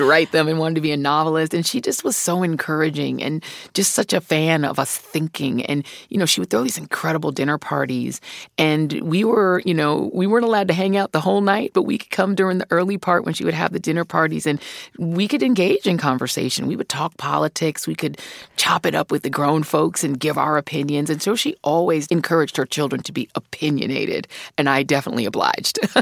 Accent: Denver, Colorado, United States; also born or lived in Brooklyn, New York; I was born in Brooklyn, New York, but when I was two years old, my mom, my sister, and I moved to Denver, Colorado

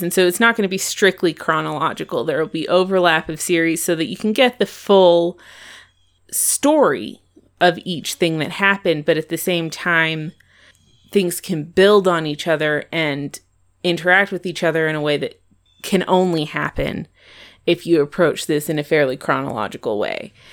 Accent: Longmont, Colorado, United States; now in Evergreen, United States; I'm from Colorado. I grew up in Longmont, but I live in Evergreen now

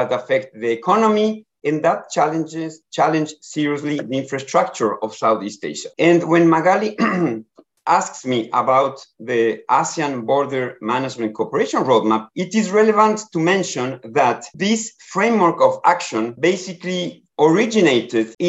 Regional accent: Ecuador; moved away as an adult; now in Bangkok, Thailand; I am from Ecuador, and I have been working many years in the areas of border governance and border management before in the Americas.

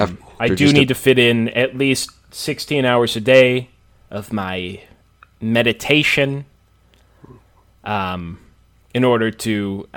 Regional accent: Montana, United States; I'm from Montana, so...

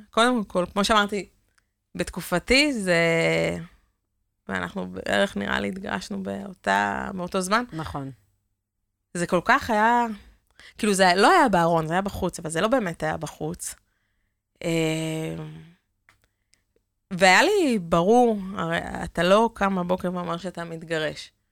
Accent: Kiryat Motzkin, Haifa District, Israel; also born or lived in Netanya; now in Givatayim, Israel; כילדה שגדלה במוצקין

